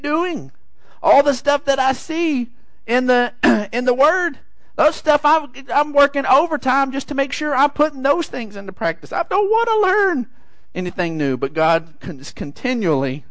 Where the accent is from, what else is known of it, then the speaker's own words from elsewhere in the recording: San Angelo, Texas, United States; we're from San Angelo